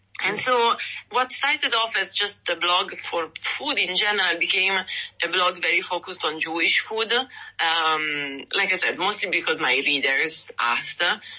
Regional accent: Milan, Lombardy, Italy; now in Santa Monica, United States; I come from Milan, up in the north.

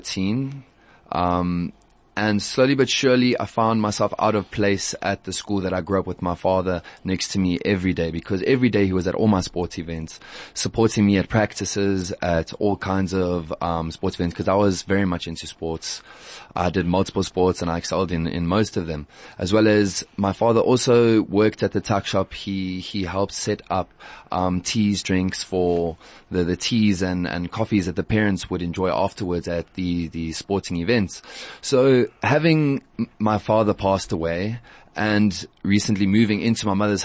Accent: Johannesburg, Gauteng, South Africa; also born or lived in Fairlands; I grew up in Lombardy East, down the road from Alexandra

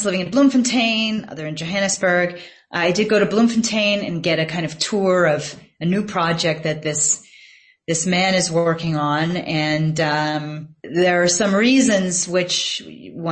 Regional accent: United States; now in South Africa; as an American reporter who also spoke some languages

